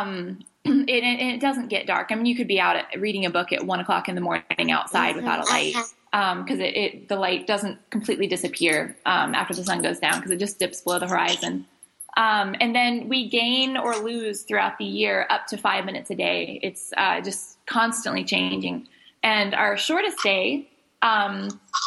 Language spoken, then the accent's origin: English; Charleston, South Carolina, United States; born or raised there; moved away as an adult; now in Alaska, United States